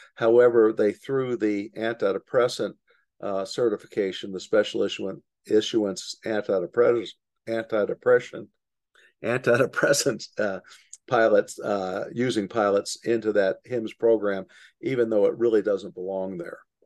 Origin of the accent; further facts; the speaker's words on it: Louisville, Kentucky, United States; I grew up in Louisville, Kentucky, right next to Bowman Field